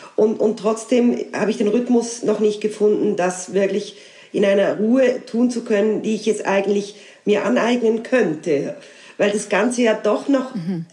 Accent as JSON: {"language": "German", "town": "Basel", "region": "Basel-Stadt", "country": "Switzerland", "moved": "yes", "lives_now": "Alsace, France", "said": "das Elsass, wo ich jetzt lebe, ist ja Teil meiner Heimat, also Teil von Basel"}